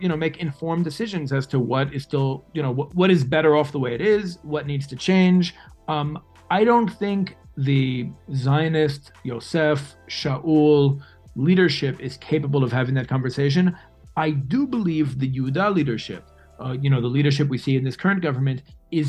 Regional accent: New York City, New York, United States; moved away as an adult; now in Israel; I lived the first almost 22 years of my life in New York City. I guess I'm much more of a New Yorker than I am an American.

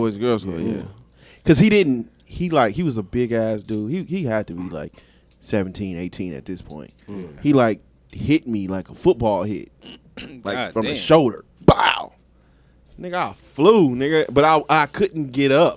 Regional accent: Las Vegas, Nevada, United States; I grew up in the Heights.

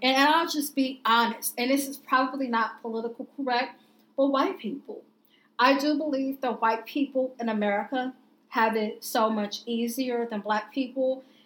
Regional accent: Indianapolis, Indiana, United States; I grew up in Indianapolis, and I had never experienced racism until I went away to college, living in Southern Indiana

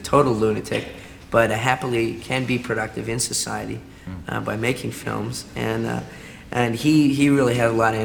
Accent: Vancouver, British Columbia, Canada

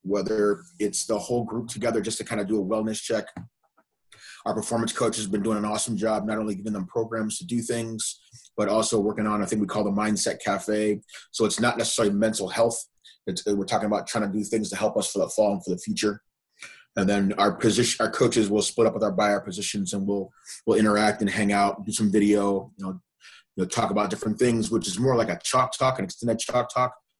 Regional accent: Evanston, Illinois, United States; moved away; I'm from Evanston, right outside Chicago

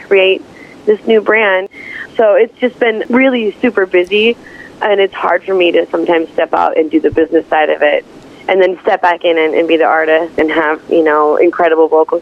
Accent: Minneapolis, Minnesota, United States; also born or lived in North Dakota; my hometown of Minneapolis

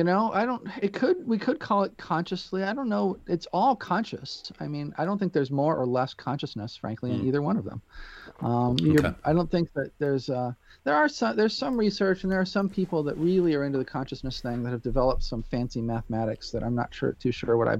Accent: Peoria, Illinois, United States; born there; And it just so happened that I was born in Peoria, Illinois. I really kind of grew up all over the world

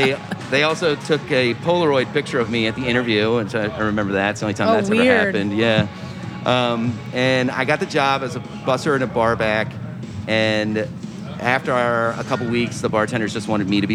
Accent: Maryland, United States; moved away as an adult; also born or lived in Vermont; now in New York, United States; I grew up in Maryland.

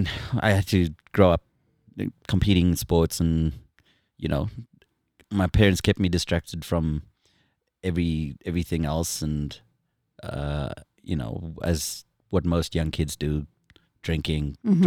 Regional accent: South Africa; moved away as an adult; now in United States; I'm born and raised South African.

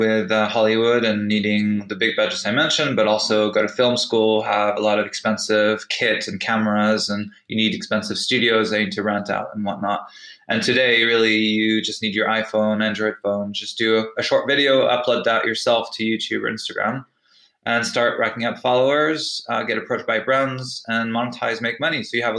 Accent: United Kingdom; also born or lived in France / United States; On the personal side, I'm British and French, but I actually spent half my life in the US, where I started my career.

